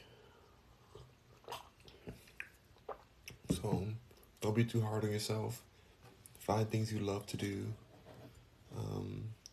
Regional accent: Los Angeles, California, United States; I'm from LA too, born and raised in Los Angeles

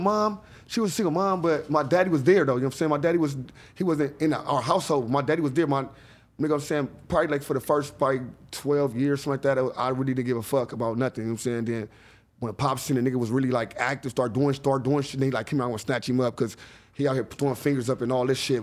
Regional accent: Los Angeles, California, United States; I grew up in John Muir

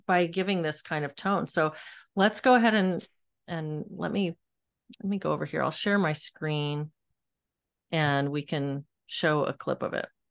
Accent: Texas, United States; also born or lived in Seattle, Washington; now in Washington, United States; I'm a Texan

